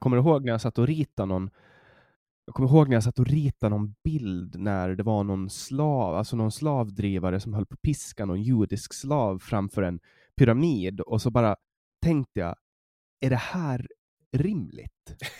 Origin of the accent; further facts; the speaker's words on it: Mariehamn, Åland, Åland Islands; jag kommer från, från Mariehamn ja. på Åland